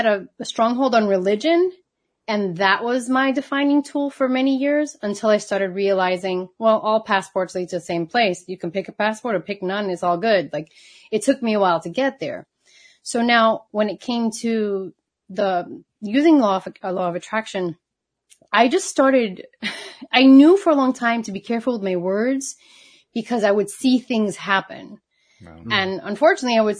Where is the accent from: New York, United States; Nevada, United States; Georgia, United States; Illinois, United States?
New York, United States; also born or lived in Puerto Rico; I was born in New York